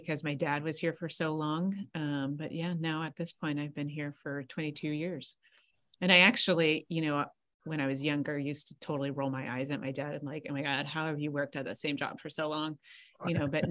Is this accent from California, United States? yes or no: yes; Santa Barbara, California, United States; also born or lived in Los Angeles; born and raised in Santa Barbara, went to Santa Barbara High.